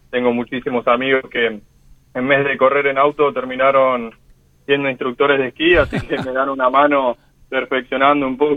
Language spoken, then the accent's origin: Spanish; Argentina; pero como argentino también, ¿no? Hoy está representando a nuestro país de la mejor manera